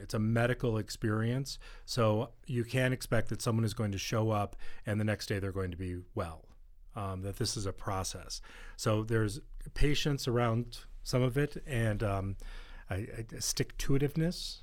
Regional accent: East Coast, United States; I grew up on the East Coast

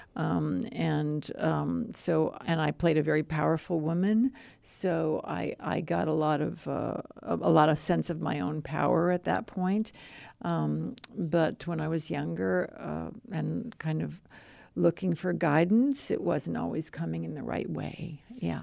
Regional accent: Madison, Wisconsin, United States; moved away; also born or lived in Missouri; I grew up in Madison, but also in Missouri

